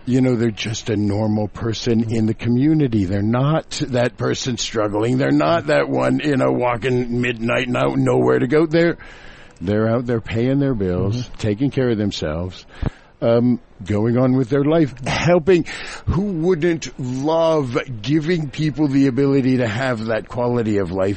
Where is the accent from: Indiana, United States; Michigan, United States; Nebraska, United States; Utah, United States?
Indiana, United States; Kokomo; I was that little Hoosier boy growing up in Kokomo